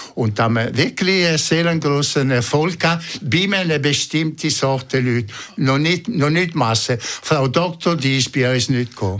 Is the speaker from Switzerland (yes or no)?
yes; Ticino, Switzerland; German is a second language; moved away as an adult; now in Zurich, Switzerland; als richtige Tessiner